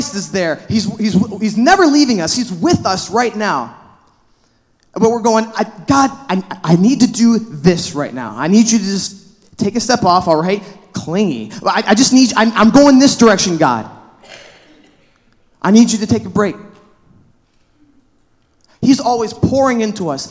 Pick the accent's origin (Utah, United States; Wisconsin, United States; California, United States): Wisconsin, United States; La Crosse; moved away as an adult; also born or lived in Milwaukee, Wisconsin; now in Superior, United States; Wisconsin's my home, all right? I'm from La Crosse, Wisconsin.